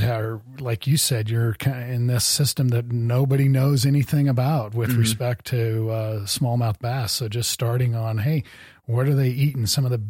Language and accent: English; Midwest, United States; I grew up in the Midwest and did some yeah. smallmouth bass fishing